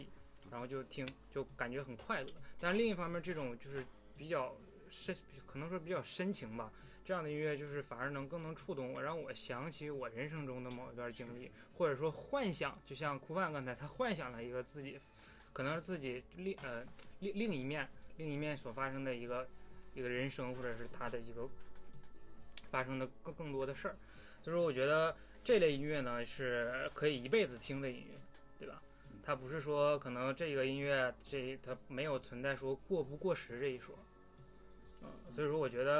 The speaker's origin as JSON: {"language": "Chinese", "country": "China", "said": "我觉得作为中国人应该全都能听明白他这个词，对吧？"}